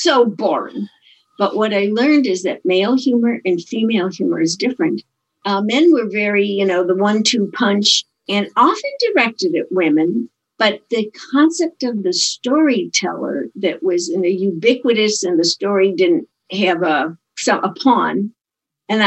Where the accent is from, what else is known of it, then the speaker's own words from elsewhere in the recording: Chicago, Illinois, United States; I'm from Chicago